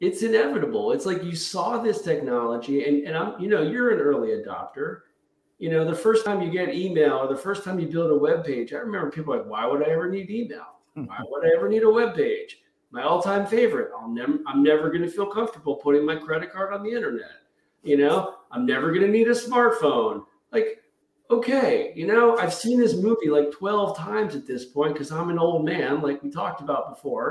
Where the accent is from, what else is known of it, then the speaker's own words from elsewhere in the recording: United States; as an American